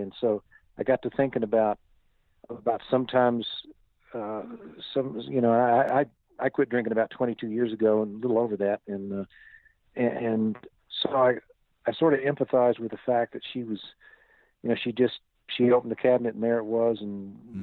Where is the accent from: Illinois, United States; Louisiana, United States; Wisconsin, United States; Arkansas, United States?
Arkansas, United States; Fayetteville; I grew up in Northwest Arkansas in a town called Fayetteville, and that's where I was born and raised.